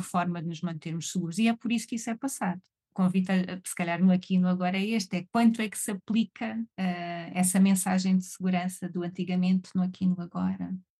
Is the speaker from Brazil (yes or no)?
no; Algarve, Portugal; eu sou do Algarve, eu sou algarvia